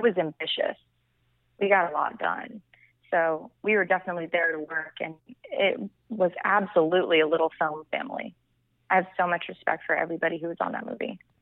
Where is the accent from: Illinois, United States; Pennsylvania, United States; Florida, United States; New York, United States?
Florida, United States; Vero Beach; moved away as an adult; also born or lived in Miami, Florida; now in Los Angeles, United States; I'm from Vero Beach, Florida, which is uh, like a small island town off the east coast of Florida